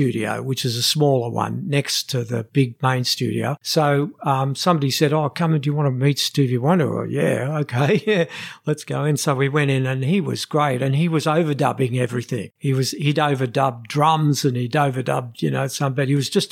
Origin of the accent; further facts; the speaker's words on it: Australia; we come from Australia